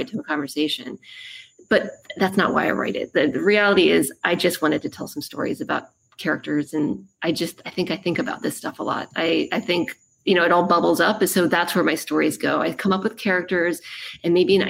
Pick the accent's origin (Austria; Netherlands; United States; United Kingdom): United States; Maryland; moved away; I'm from Maryland, so it's going to be some home turf